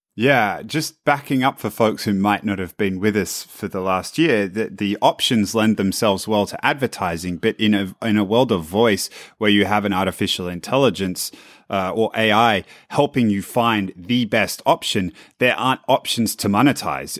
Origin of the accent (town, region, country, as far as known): Australia; now in San Francisco, United States